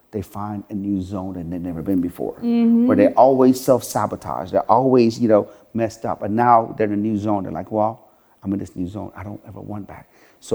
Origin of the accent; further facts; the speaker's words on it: Sharon, Pennsylvania, United States; I come from Sharon, Pennsylvania, where the average household income there is like $25,000 a year.